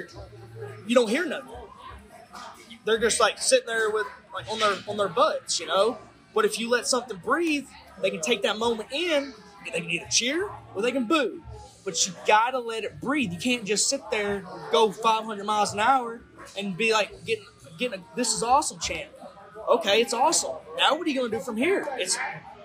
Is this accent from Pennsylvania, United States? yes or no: no; Tennessee, United States; my hometown down here in Tennessee